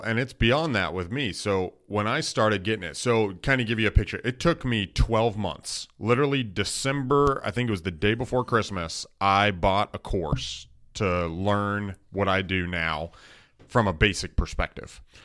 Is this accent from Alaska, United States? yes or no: yes; Wasilla, Alaska, United States; moved away as an adult; now in Dallas, United States; I'm from Wasilla, Alaska